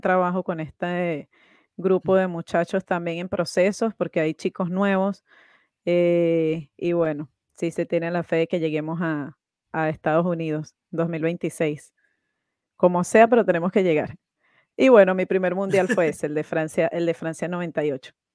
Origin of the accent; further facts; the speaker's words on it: Venezuela; yo soy de Venezuela